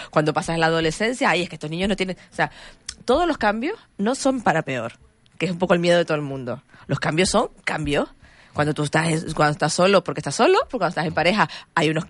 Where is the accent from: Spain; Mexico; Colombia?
Spain; somos los españoles muy, dados a dar consejos para todo.